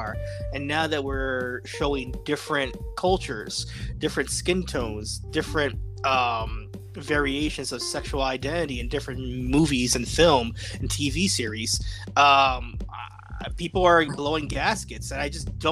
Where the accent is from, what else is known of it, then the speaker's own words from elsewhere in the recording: New York City, New York, United States; moved away; We were born and raised in the Bronx, New York, but we have separated from the Bronx as well, too